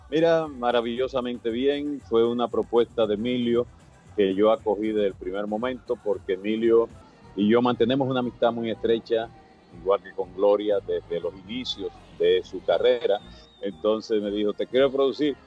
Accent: Dominican Republic

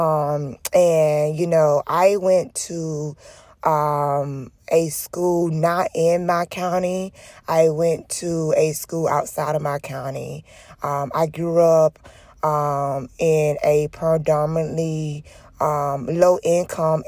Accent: Jennings, Florida, United States; I am from Jennings, Florida.

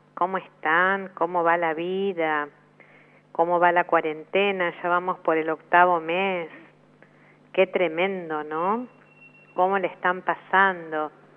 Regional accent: Argentina

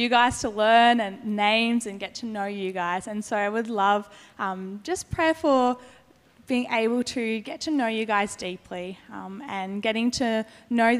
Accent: Avalon, New South Wales, Australia; I grew up in Avalon with my family, who half of them still live up there. So quite known to the beaches area

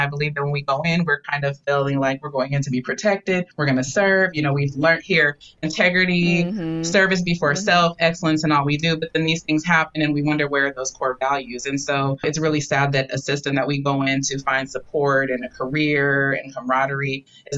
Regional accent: Portland, Oregon, United States; I'm from Portland

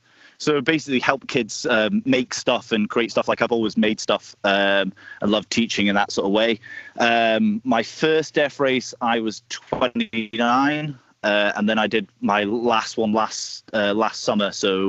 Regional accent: Scotland, United Kingdom; also born or lived in Wales; So I'm from Scotland originally, but I've lived kind of all over the place. And I've just moved back there after living in Wales for 5 years.

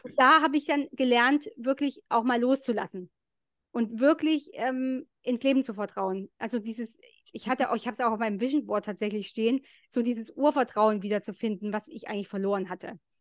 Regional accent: East Germany, Germany; bei uns in der DDR

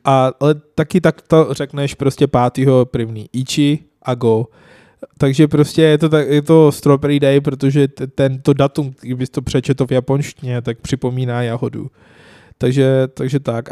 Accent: Lahore, Punjab, Pakistan; Czech is a second language; now in Czech Republic; v Lahoru, v mém rodném městě

